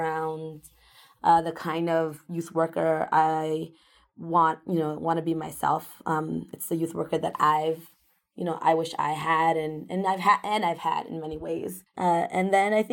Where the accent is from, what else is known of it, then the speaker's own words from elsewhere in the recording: Worcester, Massachusetts, United States; also born or lived in Ecuador; I came to this country when I was 2 years old. I'm an immigrant from Ecuador. My parents both got factory jobs in Worcester, and those factory jobs were in the main south area. So we ended up moving to the main south area as our first home. Growing up in that neighborhood shaped a lot of my understanding of the world